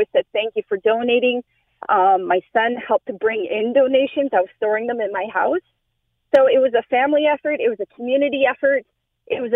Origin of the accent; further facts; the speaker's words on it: Canada; I'm Canadian, and I hate to admit it, I don't like the cold